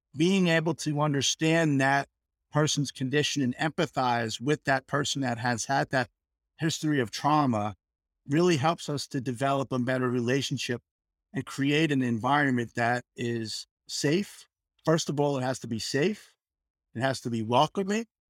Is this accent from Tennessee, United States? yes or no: no; New York, United States; moved away as an adult; also born or lived in Texas / Michigan; now in Fort Worth, United States; I hail from New York, fifty years in New York, and then moved to Texas